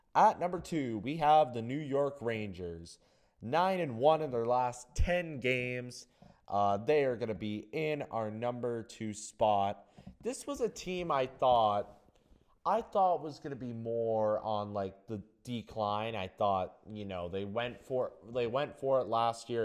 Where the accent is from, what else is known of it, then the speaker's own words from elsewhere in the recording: Canada; I know, I'm, I'm Canadian. I'm Canadian